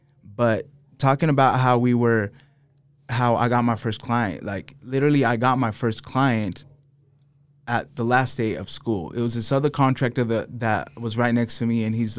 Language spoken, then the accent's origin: English; Salt Lake City, Utah, United States; also born or lived in Los Angeles, United States; I'm really from Salt Lake, though.